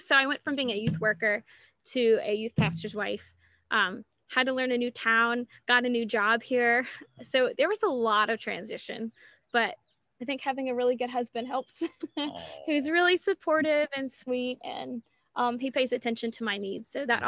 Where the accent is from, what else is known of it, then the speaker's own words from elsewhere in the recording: Yorktown, Virginia, United States; moved away as an adult; now in North Carolina, United States; I'm from Yorktown, Virginia, like 5 hours away.